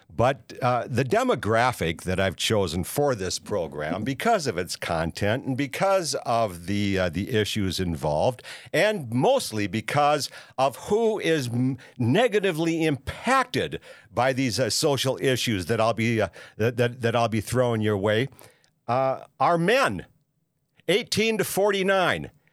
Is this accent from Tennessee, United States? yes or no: no; Minneapolis, Minnesota, United States; moved away; also born or lived in Saint Paul; I was born in Saint Paul and raised in Minneapolis